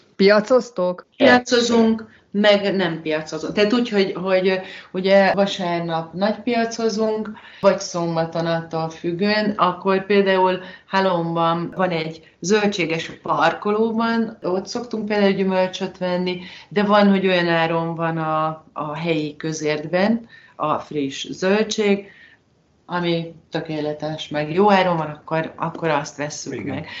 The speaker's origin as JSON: {"language": "Hungarian", "country": "Hungary", "moved": "as an adult", "lives_now": "Spain", "said": "mi itt élünk, de magyarok vagyunk"}